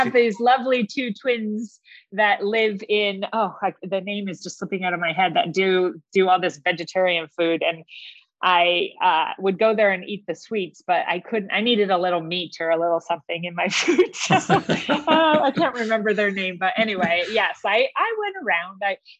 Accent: San Diego, California, United States; I grew up in Del Cerro. My father was in the Navy, so we lived in Del Cerro, which is across from San Diego State

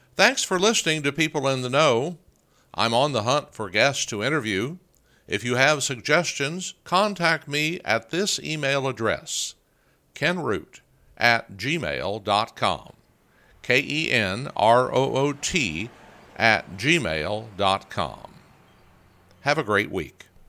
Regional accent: Oklahoma, United States; moved away as an adult; now in Iowa, United States; my home state of Oklahoma

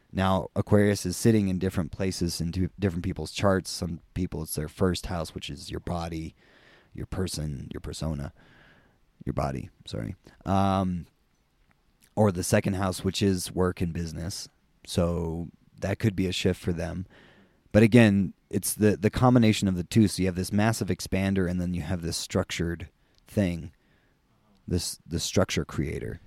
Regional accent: United States; we're both American

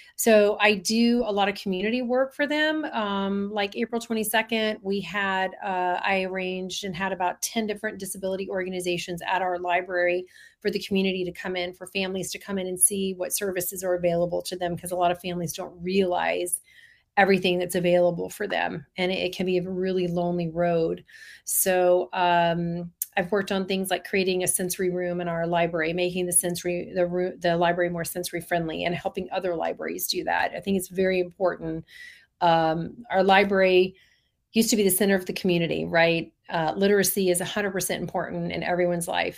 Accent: Orlando, Florida, United States; I grew up in Orlando

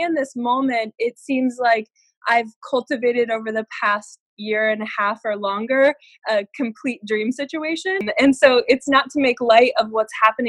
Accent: Colorado, United States; moved away as an adult; also born or lived in Denver, Colorado; now in Santa Barbara, United States; born and raised in Colorado, and I recently moved out to Santa Barbara

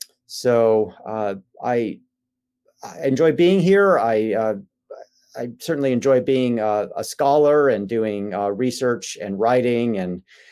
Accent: Chicago, Illinois, United States; I was raised in the Chicago suburbs and raised in the Christian Reformed Church, which is a historically Dutch Reformed church.

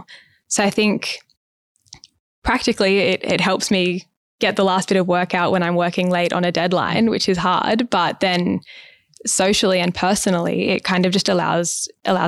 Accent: Australia; growing up in Australia

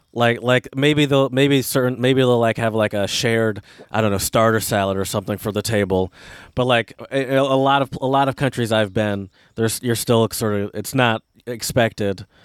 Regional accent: United States; I'm American

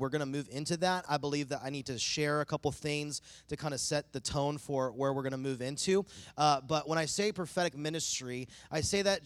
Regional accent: East Coast, United States; now in Bakersfield, United States; I'm from the East Coast

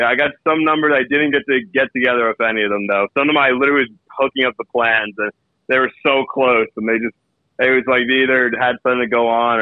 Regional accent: New York, United States; growing up in New York

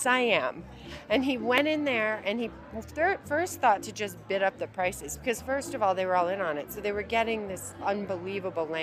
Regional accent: Ohio, United States; growing up in Ohio

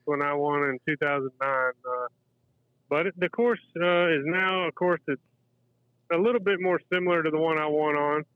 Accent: Lexington, Kentucky, United States; moved away as an adult; also born or lived in Danville, Kentucky; now in St. Simons Island, United States; I was in Lexington from first grade till about the age of 35

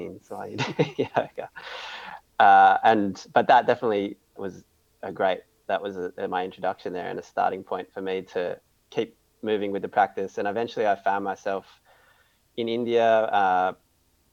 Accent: Australia; also born or lived in Portugal; I'm from Australia

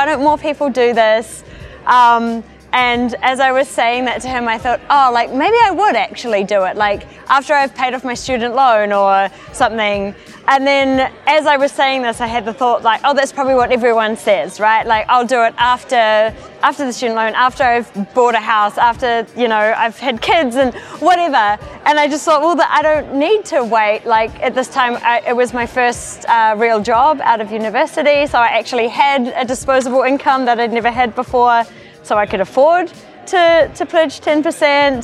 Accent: New Zealand; I'm from New Zealand

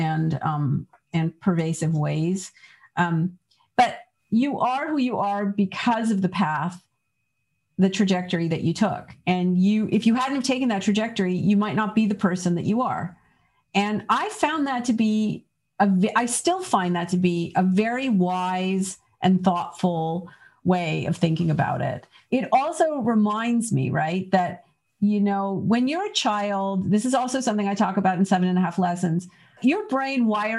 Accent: Canada; now in United States; I grew up in Canada

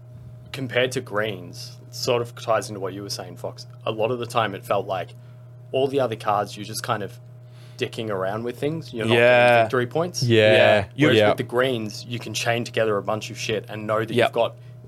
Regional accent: New Zealand; Yeah, I'm a Kiwi.

